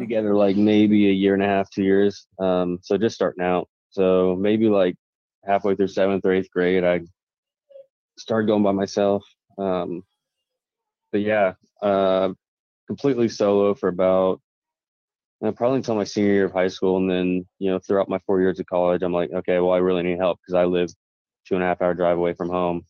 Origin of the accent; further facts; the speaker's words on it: Wichita, Kansas, United States; where I'm from, I'm from Wichita, Kansas